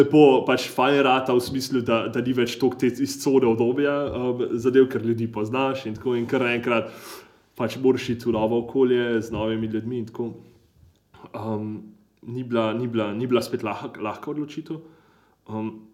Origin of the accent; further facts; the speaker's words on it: Slovenia; štirje smo bili iz Slovenije